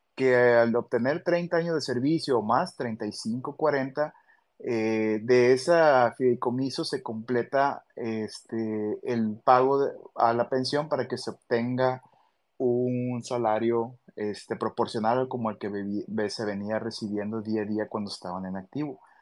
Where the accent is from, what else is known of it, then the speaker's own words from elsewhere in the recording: Monterrey, Nuevo León, Mexico; moved away as an adult; now in Culiacán, Mexico; Yo soy de, de, de Monterrey, Nuevo León, nacido allá en, en, en ese hermoso estado, y por necesidades de servicio y por invitación me tuve que venir a trabajar acá en Culiacán, Sinaloa